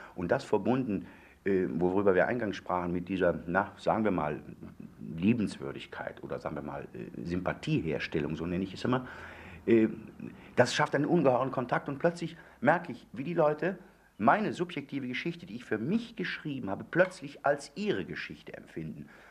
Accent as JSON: {"language": "German", "town": "Moers", "region": "North Rhine-Westphalia", "country": "Germany", "tie": "born or raised there", "moved": "yes", "said": "ich bin also das, das Mörser Kulturei"}